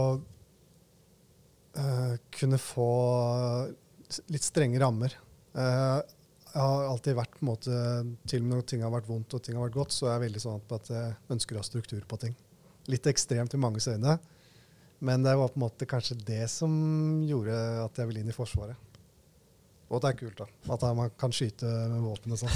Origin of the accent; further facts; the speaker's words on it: Skien, Telemark, Norway; moved away as an adult; also born or lived in Oslo; jeg bestemte meg for å heller være mer hjemme i Skien enn å være i Oslo på den tiden